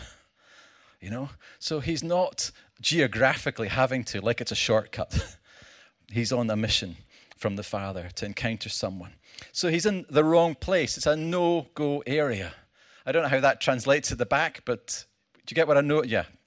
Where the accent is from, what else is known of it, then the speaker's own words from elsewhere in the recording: Scotland, United Kingdom; I come from Scotland